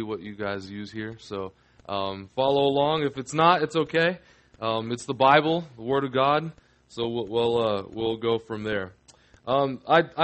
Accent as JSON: {"language": "English", "town": "Orlando", "region": "Florida", "country": "United States", "tie": "born or raised there", "said": "I'm adopted, so I was born here in Orlando, but I was raised by a Cuban family"}